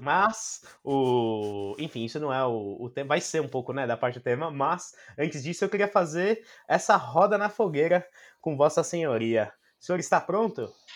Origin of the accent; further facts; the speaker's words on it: Brazil; como brasileiro